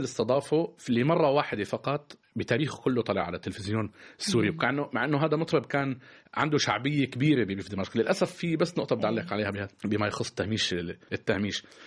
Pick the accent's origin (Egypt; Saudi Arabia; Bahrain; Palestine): Palestine; also born or lived in Syria; now in France; أنا كفلسطيني